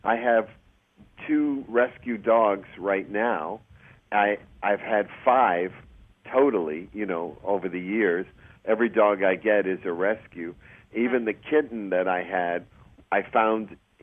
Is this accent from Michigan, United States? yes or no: no; Chelsea, Massachusetts, United States; moved away as an adult; also born or lived in New York City; now in California, United States; I was from Chelsea, Mass.